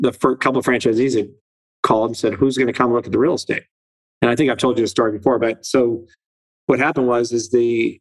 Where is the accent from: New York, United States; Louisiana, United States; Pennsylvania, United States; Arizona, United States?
Arizona, United States; Phoenix; born or raised there; also born or lived in Twentynine Palms, California